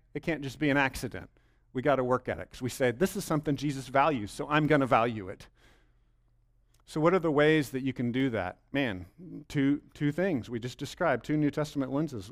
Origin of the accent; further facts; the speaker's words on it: Bell County, Texas, United States; I grew up in Bell County, but I grew up in a different part of Bell County than right here